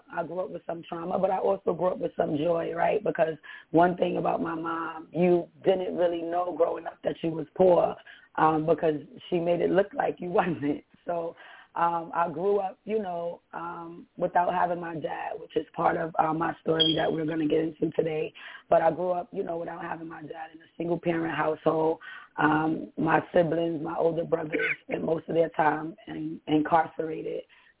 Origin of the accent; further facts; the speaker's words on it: New York City, New York, United States; I grew up in Bronx, New York City. I was born and raised in New York.